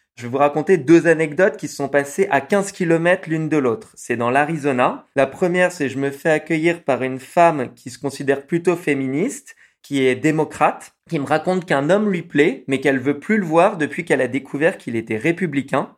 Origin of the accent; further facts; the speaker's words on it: France; accent: French; j'ai un accent français quand même assez fort.